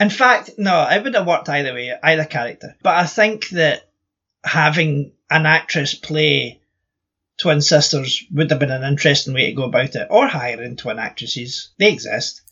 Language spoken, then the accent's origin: English; Scotland, United Kingdom; I'm Scottish